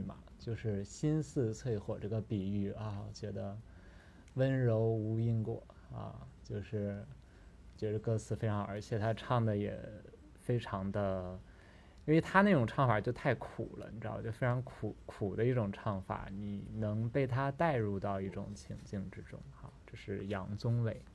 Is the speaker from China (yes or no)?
yes; Northeast China, China; 我们东北人市井生活